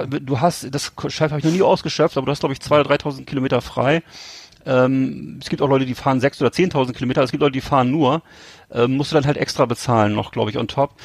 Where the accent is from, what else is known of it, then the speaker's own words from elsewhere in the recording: West Germany, Germany; moved away; sind wir ja als Westdeutsche, als Kinder aufgewachsen